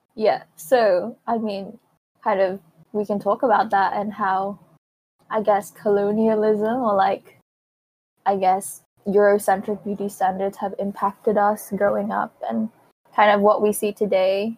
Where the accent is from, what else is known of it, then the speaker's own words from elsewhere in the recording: Philippines; now in Hong Kong; growing up in Asia and growing up in the Philippines